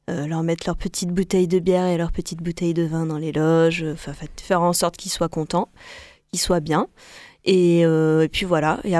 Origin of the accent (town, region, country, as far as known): Vienne, Auvergne-Rhône-Alpes, France; moved away; also born or lived in Lyon